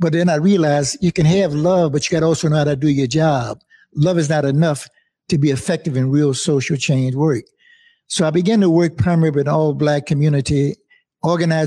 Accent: New Orleans, Louisiana, United States; I'm born and raised in New Orleans, Louisiana. I've been in New Orleans all of my life

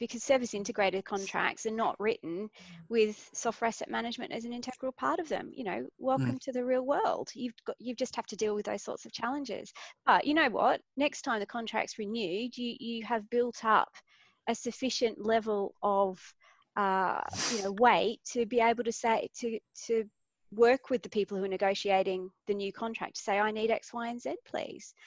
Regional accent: Australia; I'm Australian

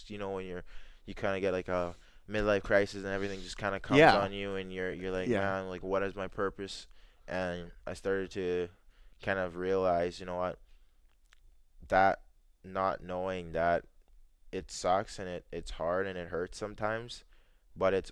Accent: Arborg, Manitoba, Canada; also born or lived in Jamaica; the area where I grew up in Arbourg area

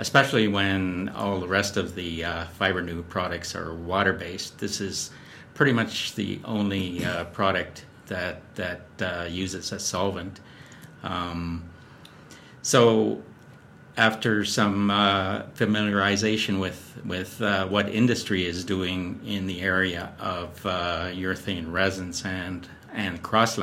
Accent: Calgary, Alberta, Canada; moved away as an adult; also born or lived in Ontario / Edmonton / New Jersey; I grew up in Calgary, went to University of Calgary

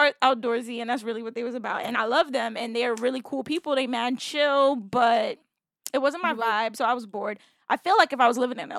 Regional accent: New York City, New York, United States; also born or lived in San Diego / Bed-Stuy, Brooklyn; Brooklyn overall, but if somebody's like, where are you from? I'll say Canarsie, because I lived there until 21, 22, something like that.

